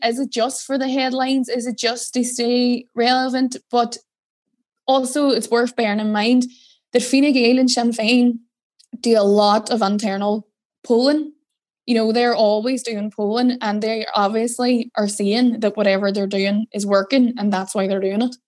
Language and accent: English; Derry, Northern Ireland, United Kingdom; moved away as an adult; now in Dublin, Ireland; I'm from Derry.